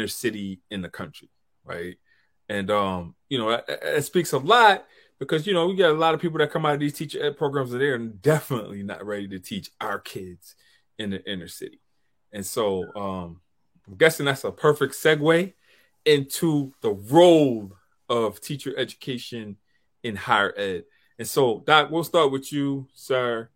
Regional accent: Deep South, United States; now in Long Island, United States; I'm from the South. I'm from the Deep

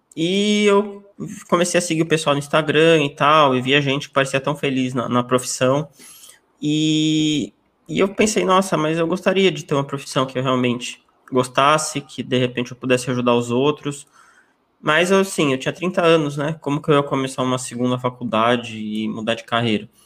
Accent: São Paulo, Brazil; eu sou aqui de São Paulo, capital, nasci aqui, continuo aqui até hoje

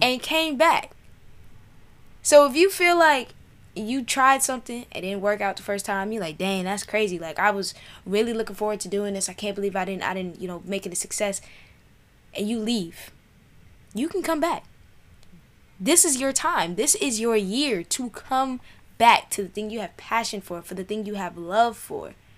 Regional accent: New York City, New York, United States; moved away; I grew up in South Jamaica, New York

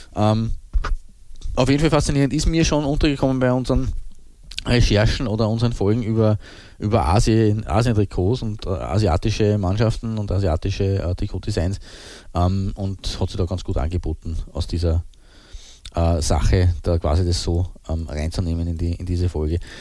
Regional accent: Austria; wir sind Österreicher

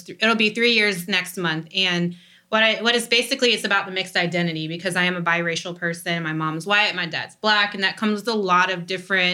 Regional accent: Sarasota, Florida, United States; also born or lived in Nantucket, Massachusetts / Port Charlotte, Florida / Fort Myers, Florida; I grew up in Sarasota, Florida, went to high school at Port Charlotte High School

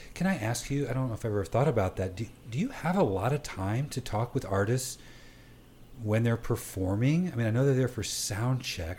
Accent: Johnson County, Kansas, United States; growing up in Johnson County

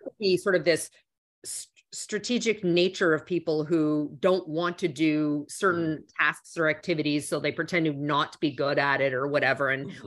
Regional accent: Canada; moved away; also born or lived in Toronto; I'm originally from Canada. So at the time I was in um, in uh, Toronto

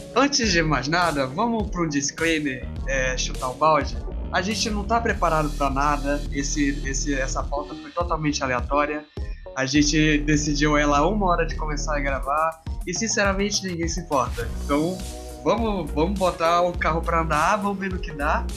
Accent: North Region, Brazil; também sou nordino, também sou brasileiro.

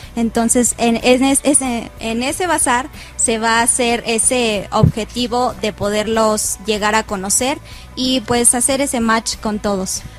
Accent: Cocotitlán, State of Mexico, Mexico; Yo soy del municipio de Cocotitlán

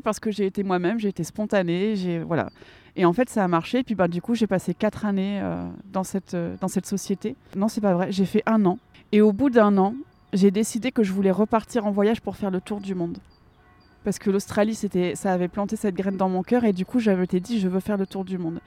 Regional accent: Lille, Hauts-de-France, France; moved away as an adult; also born or lived in Geneva / Thonon-les-Bains; je suis originaire du nord de la France. Euh, j'habitais à Lille.

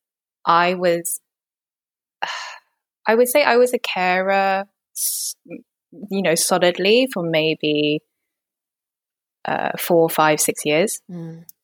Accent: London, United Kingdom; I am Hong Kong Chinese, British, and grew up very working class. North London, working class town, predominantly white working class, actually

